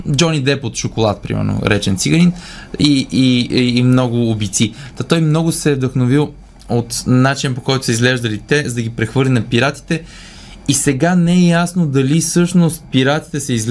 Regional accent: Leski, Bulgaria; От Лески съм

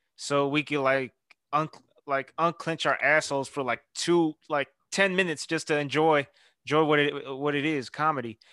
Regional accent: Houston, Texas, United States; I'm from Houston.

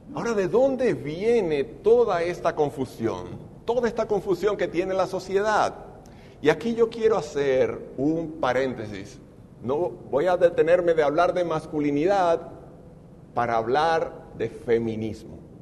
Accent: Dominican Republic; en mi país, en República Dominicana

